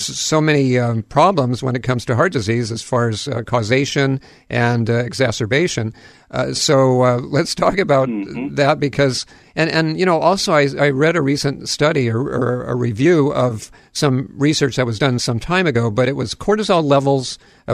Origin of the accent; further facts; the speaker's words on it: Hawaii, United States; I'm a Hawaiian at heart, that's for sure, having grown up here and spent most of my life in the islands.